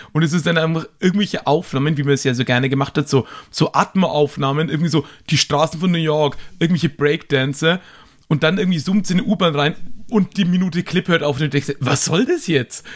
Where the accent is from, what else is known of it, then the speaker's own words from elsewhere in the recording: Nuremberg, Bavaria, Germany; ich komme ja hier aus Nürnberg